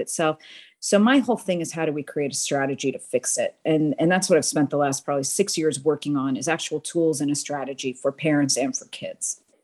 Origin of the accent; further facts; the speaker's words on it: Boston, Massachusetts, United States; moved away as an adult; now in Houston, United States; born and raised in Boston, but married a Texan and found myself in Houston, Texas in two thousand and four.